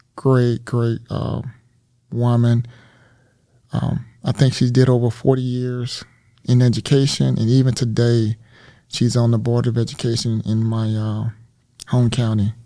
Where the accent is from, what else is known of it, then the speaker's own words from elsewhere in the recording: Mississippi, United States; moved away as an adult; I was born and raised in, uh, the state of Mississippi